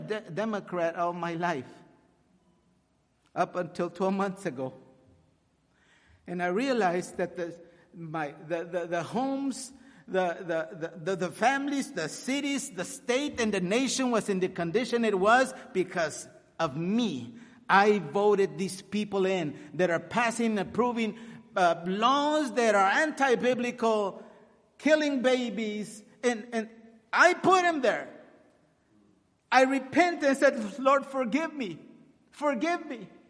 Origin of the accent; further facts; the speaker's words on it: Laredo, Texas, United States; English is a second language; also born or lived in Corpus Christi, Texas; I was born in Corpus Christi. I was raised my entire life in Laredo, Texas, a border town. I did not know really how to speak English